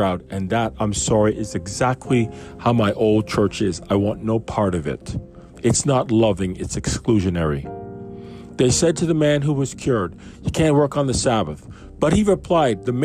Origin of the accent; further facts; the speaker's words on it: Canada; I grew up in Canada